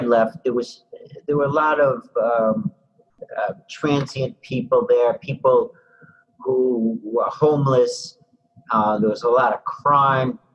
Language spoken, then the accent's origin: English; New York City, New York, United States; moved away as an adult; now in Boston, United States; I grew up in Brooklyn, New York